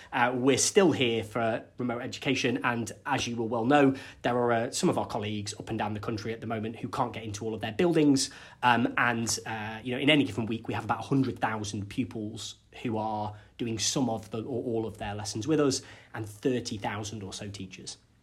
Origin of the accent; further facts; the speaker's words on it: Cumbria, North West England, United Kingdom; I'm from Cumbria, and we have lots of very small rural primary schools